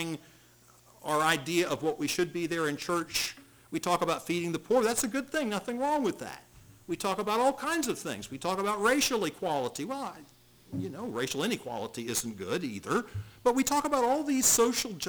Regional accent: Charleston, South Carolina, United States; where I grew up in Charleston, South Carolina

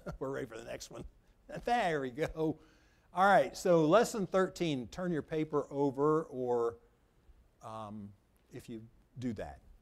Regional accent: United States; I'm an American citizen.

